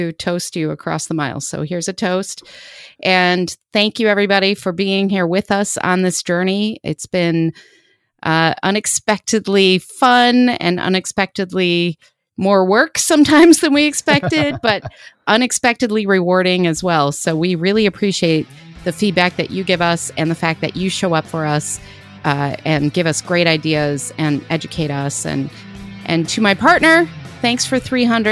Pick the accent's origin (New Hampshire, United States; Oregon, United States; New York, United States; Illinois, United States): Illinois, United States; Chicago; I grew up in Chicago